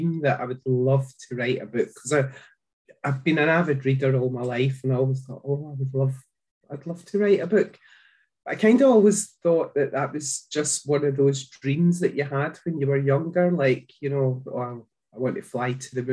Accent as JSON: {"language": "English", "town": "Glasgow", "region": "Scotland", "country": "United Kingdom", "said": "you might have guessed by the accent that I'm from Scotland. I live in a small town just outside of Glasgow"}